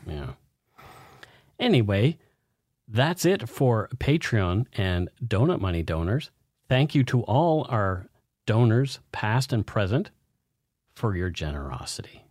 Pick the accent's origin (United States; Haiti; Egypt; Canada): Canada; Nova Scotia; in Nova Scotia around my hometown